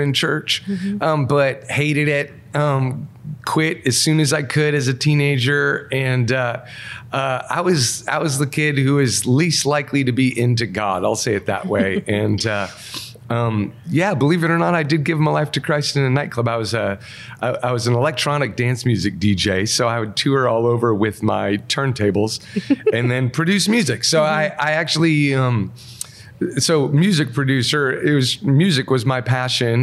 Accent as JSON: {"language": "English", "region": "Wisconsin", "country": "United States", "tie": "born or raised there", "also_born_or_lived": "Minnesota", "said": "I grew up in Wisconsin"}